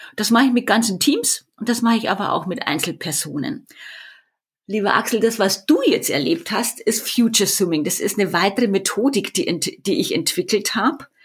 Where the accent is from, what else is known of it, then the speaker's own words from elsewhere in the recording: Erding, Bavaria, Germany; accent: Bavarian; an meiner Sprache hört man das ja schon, dass ich aus Bayern komme. Ich komme aus Erding, nordöstlich von München.